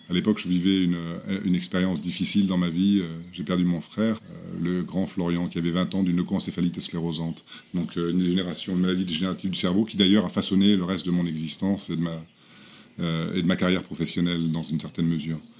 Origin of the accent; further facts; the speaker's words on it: Lagos, Nigeria; Non, mais j'étais dans, une, l'école française de Lagos